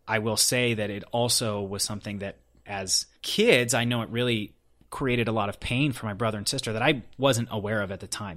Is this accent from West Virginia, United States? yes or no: no; Denver, Colorado, United States; moved away as an adult; now in Los Angeles, United States; I was born and raised in Denver, Colorado.